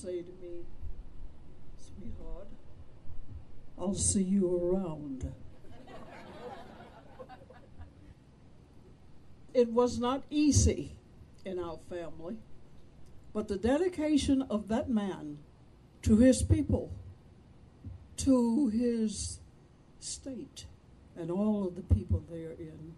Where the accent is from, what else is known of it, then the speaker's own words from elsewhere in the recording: Vicksburg, Mississippi, United States; I was born in Vicksburg